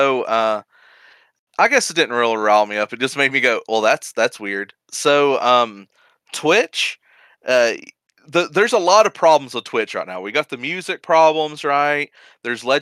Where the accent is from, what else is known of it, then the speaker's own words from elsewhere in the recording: United States; I'm an American